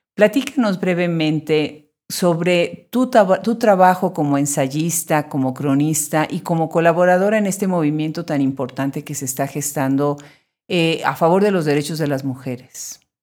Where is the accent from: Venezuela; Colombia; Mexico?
Mexico; los que nacimos en México